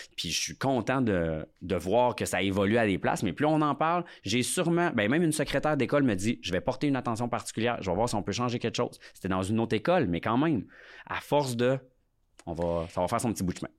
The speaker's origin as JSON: {"language": "French", "area": "Lac Saint-Jean", "region": "Quebec", "country": "Canada", "said": "je viens quand même du lac Saint-Jean"}